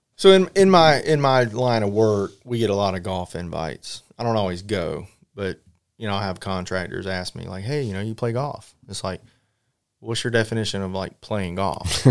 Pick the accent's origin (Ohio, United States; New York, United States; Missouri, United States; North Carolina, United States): North Carolina, United States; growing up in North Carolina